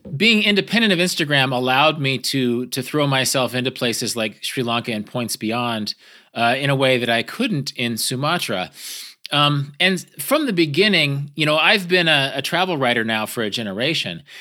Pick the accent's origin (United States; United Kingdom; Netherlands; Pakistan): United States; American Great Plains; I'm from, I'm from the American Great Plains